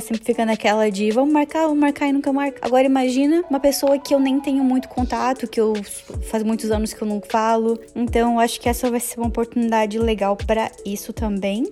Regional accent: Joinville, Santa Catarina, Brazil; moved away as an adult; now in Canada; eu sou de Joinville, Santa Catarina, e eu moro no Canadá há pouco mais de três anos.

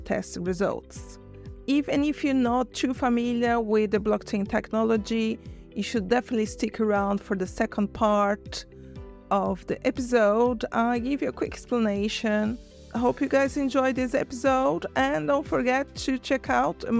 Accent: Brazil; moved away; I'm from Brazil originally

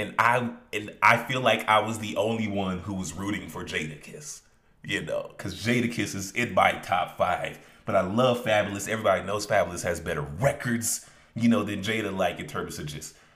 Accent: Chicago, Illinois, United States; I grew up in Chicago.

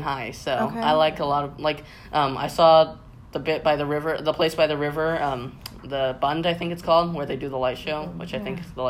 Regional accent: California, United States; I was also born in California, but my parents are from Taiwan.

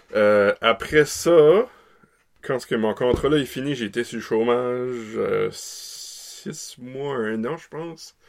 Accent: Caraquet, New Brunswick, Canada; je suis originaire de la péninsule de Caraquet, de la belle ville de Caraquet

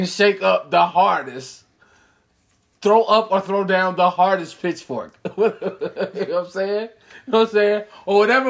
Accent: Chicago, Illinois, United States; I'm from Chicago.

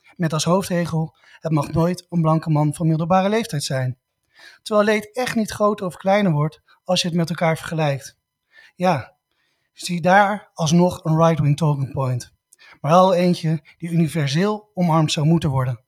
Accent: Netherlands; wij als Nederlanders

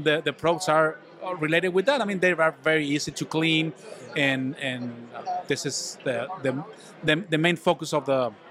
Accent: Mexico; English is a second language; now in Vancouver; Well, we're pretty new here in Vancouver. We came from Mexico, and the business is oriented to the floor, to install floors, floor coverings.

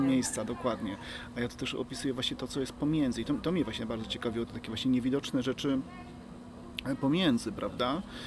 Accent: Podkarpacie, Subcarpathian Voivodeship, Poland; now in Kraków, Poland; ja pochodzę z, moje, z małej miejscowości, tam w dzieciństwie pracowałem mocno, wiesz, w polu

